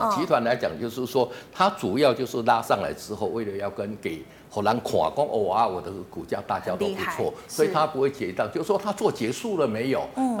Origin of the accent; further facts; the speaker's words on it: Taiwan; 因为我们台湾人毕竟来讲，对中小型股的一个接受程度是比较高的